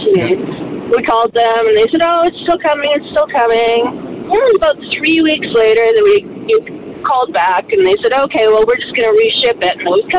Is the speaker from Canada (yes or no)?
yes; Canada; we're Canadian.